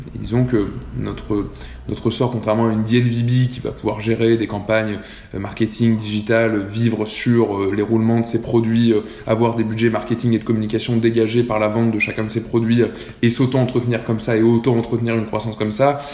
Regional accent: Clermont-Ferrand, Auvergne-Rhône-Alpes, France; moved away as an adult; also born or lived in Lyon / Nantes; je viens de Clermont-Ferrand, j'ai fait ma prépa à Lyon

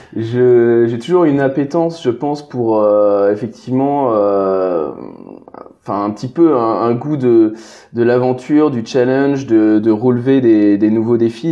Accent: Brittany, France; je suis originaire de, de Bretagne

